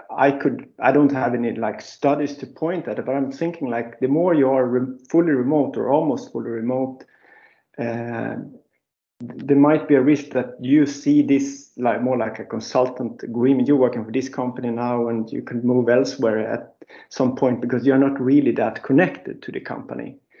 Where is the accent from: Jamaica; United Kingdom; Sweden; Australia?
Sweden; Gotland; moved away as an adult; now in Stockholm, Sweden; I was born and raised in Gotland, but I living in Stockholm for like 30 years